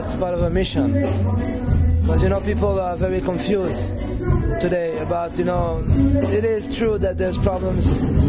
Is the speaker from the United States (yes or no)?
no; Réunion; moved away as an adult; also born or lived in France; now in Jerusalem, Israel; I'm from Reunion Island. It's near Madagascar in the Indian Ocean, yeah. I grew up there. I was born in France, grew up in the island, and made Aliyah and living in Jerusalem for 10 years now.